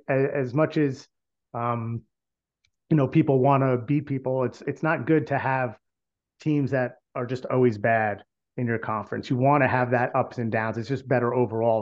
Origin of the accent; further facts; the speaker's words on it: New Jersey, United States; We're from New Jersey